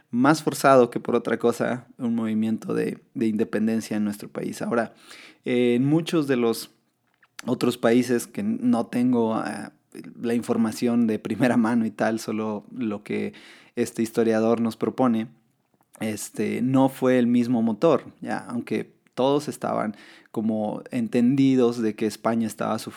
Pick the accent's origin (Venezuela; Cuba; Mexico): Mexico; como mexicanos celebramos este, este día